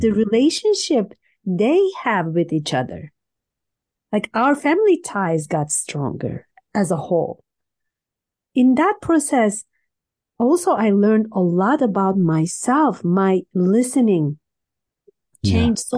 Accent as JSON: {"language": "English", "region": "Istanbul", "country": "Turkey", "tie": "born or raised there", "moved": "yes", "lives_now": "Canada", "said": "I was born in Turkey, Istanbul"}